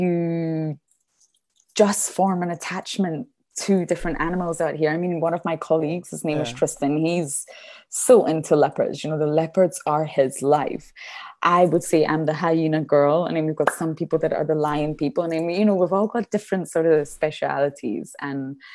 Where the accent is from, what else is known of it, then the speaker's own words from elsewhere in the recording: Edinburgh, Scotland, United Kingdom; I'm from Edinburgh, but I mean 20 minutes from my house is the beach